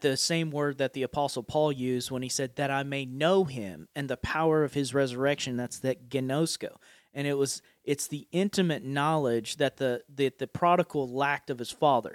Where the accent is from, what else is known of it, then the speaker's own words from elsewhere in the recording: Appalachia, United States; accent: Appalachian; my Appalachian accent